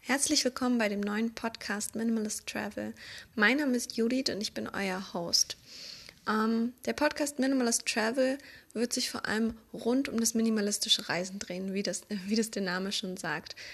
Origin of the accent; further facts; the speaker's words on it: Berlin, Germany; moved away as an adult; now in Vienna, Austria; Eigentlich kommen wir aus Berlin.